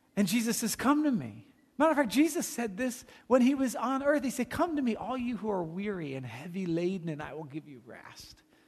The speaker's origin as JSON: {"language": "English", "town": "Watchung", "region": "New Jersey", "country": "United States", "tie": "born or raised there", "moved": "yes", "lives_now": "California, United States", "said": "my hometown is Watchung, New Jersey"}